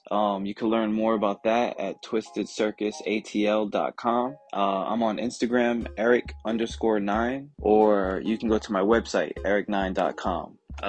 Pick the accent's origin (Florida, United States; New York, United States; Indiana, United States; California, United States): New York, United States; Brooklyn; born there; also born or lived in East Coast; now in Atlanta, United States; So I was born in Brooklyn, New York, and I've lived up and down the East Coast, multiple cities, but I moved to Atlanta in 2004.